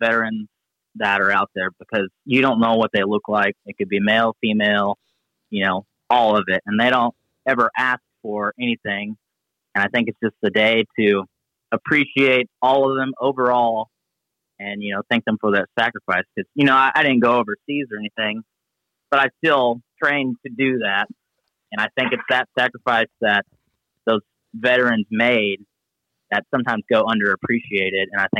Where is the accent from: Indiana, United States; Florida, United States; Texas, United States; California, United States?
Texas, United States; me being from Texas, you know, I loved being in Texas